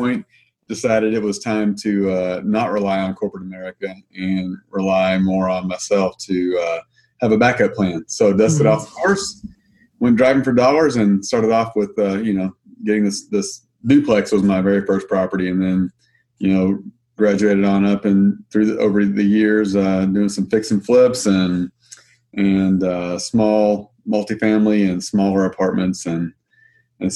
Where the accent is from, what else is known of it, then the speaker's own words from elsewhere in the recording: Arkansas, United States; moved away as an adult; now in Missouri, United States; I'm from Arkansas. I grew up, born and raised in Arkansas, and then moved to Missouri about 16 years ago